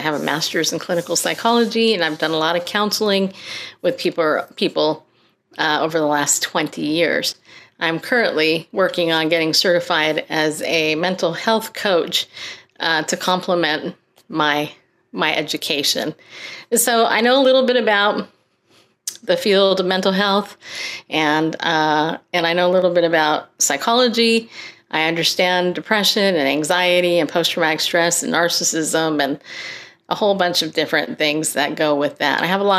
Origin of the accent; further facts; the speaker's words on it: New York, United States; born there; I was born in New York. Okay, don't hold it against me.